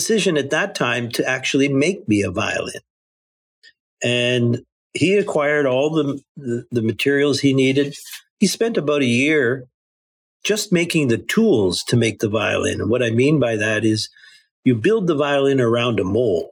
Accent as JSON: {"language": "English", "town": "Kitchener-Waterloo", "region": "Ontario", "country": "Canada", "tie": "born or raised there", "said": "where I grew up was in Kitchener-Waterloo, Ontario, Canada"}